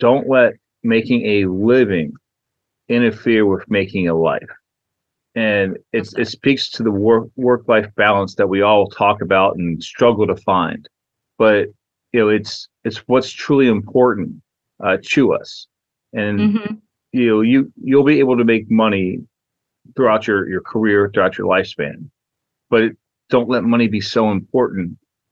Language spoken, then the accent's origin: English; Imperial Valley, Southern California, United States; also born or lived in Charleston, West Virginia; I was born in Charleston, West Virginia. I was there until about 8 years old. Then I moved to the Southern California desert of the Imperial Valley.